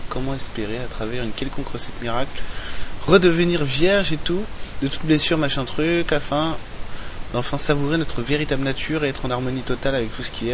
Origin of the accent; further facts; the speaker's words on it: France; chez nous, en Occident, en France